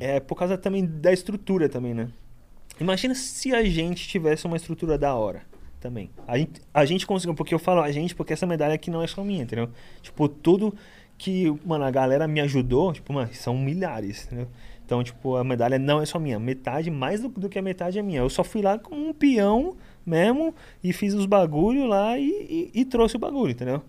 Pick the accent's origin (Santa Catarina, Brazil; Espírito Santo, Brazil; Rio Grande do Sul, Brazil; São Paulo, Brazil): São Paulo, Brazil; Guarujá; born or raised there; also born or lived in Itanhaém